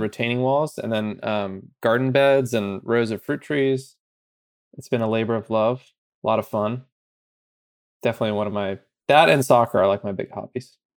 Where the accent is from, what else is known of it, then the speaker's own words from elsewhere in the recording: Bay Area, California, United States; I'm from the Bay Area